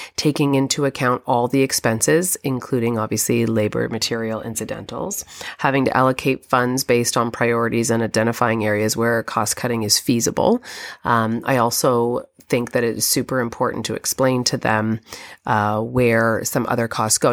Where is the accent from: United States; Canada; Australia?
Canada; I'm Canadian